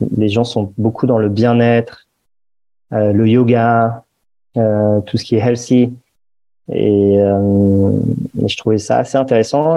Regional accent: Paris, Île-de-France, France; j'ai grandi à Paris

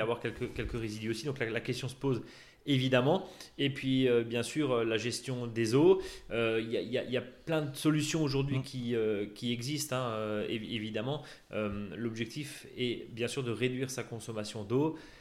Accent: Alsace, Grand Est, France; chez nous en Alsace

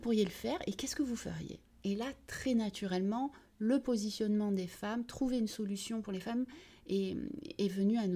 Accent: Vitrolles, Provence-Alpes-Côte d'Azur, France; also born or lived in Algeria / United States; j'ai 49 ans, donc … Je suis franco-algérienne. Je suis née en Algérie et je suis arrivée à l'âge de 6 ans à Vitrolles où j'ai grandi et où j'ai fait toutes mes études.

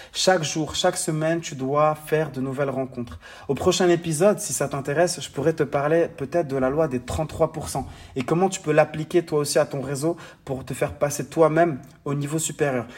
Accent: Morocco; mon pays natal, le Maroc

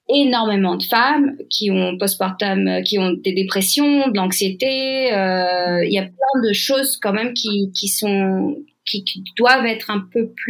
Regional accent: France; Donc déjà, en tant que Française, je voyais comment ça se passait en France

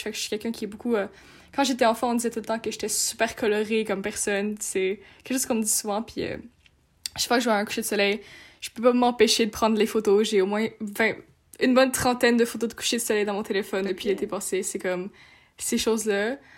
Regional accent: Montreal, Quebec, Canada; also born or lived in France; je suis française, donc euh, avec mes, grands, mes grands-parents venaient nous chercher à Montréal et nous amenaient en France

